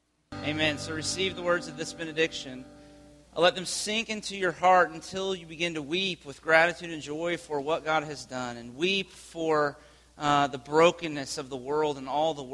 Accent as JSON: {"language": "English", "country": "United States", "said": "the way that we live our lives as American people"}